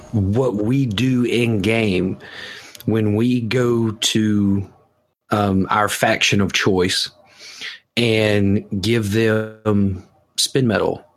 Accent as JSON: {"language": "English", "region": "the South", "country": "United States", "said": "I'm from the South. We don't enunciate"}